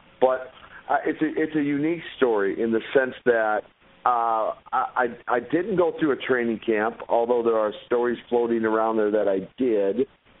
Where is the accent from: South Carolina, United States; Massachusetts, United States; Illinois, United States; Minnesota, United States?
Minnesota, United States; That and the fact that I'm from Minnesota, not from Moscow.